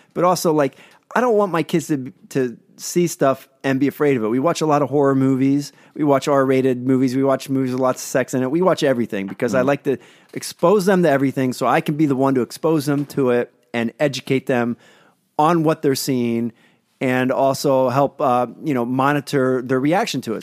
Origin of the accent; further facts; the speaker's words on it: Pennsylvania, United States; out of Pennsylvania, my hometown